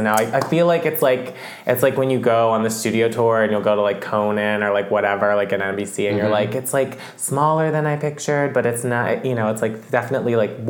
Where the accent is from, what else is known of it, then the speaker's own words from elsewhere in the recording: Philadelphia, Pennsylvania, United States; moved away; I went back to the East Coast, and I'm from Philadelphia, and I went via New York.